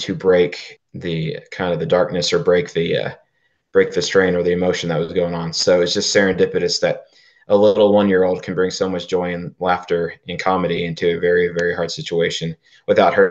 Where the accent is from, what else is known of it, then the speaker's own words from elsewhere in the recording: Oklahoma, United States; We're from Oklahoma, born and raised in Oklahoma